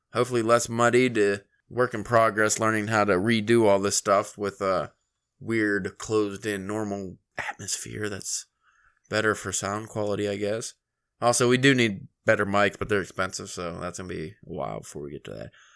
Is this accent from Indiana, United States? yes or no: no; Pennsylvania, United States; we're from Pennsylvania.